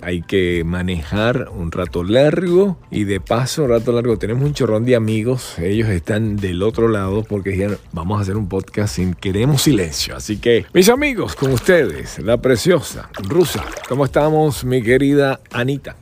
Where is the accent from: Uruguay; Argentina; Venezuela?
Venezuela; Valencia, Carabobo; moved away as an adult; now in United States; yo soy de Valencia